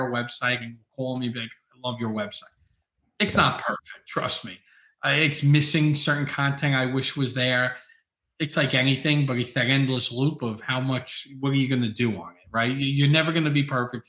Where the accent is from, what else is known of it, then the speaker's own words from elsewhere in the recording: New York City, New York, United States; I'm from Staten Island, New York